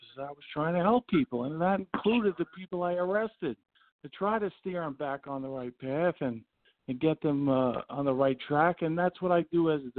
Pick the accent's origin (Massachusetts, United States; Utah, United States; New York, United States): New York, United States; New York City; I'm a native of Queens County and one of the boroughs of New York City. I grew up in Howard Beach